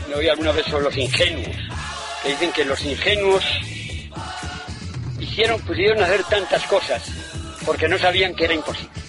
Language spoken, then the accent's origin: Spanish; Moral de Calatrava, Castilla-La Mancha, Spain; Claro que soy de Moral de Calatrava o de Ciudad Real, pero no es suficiente.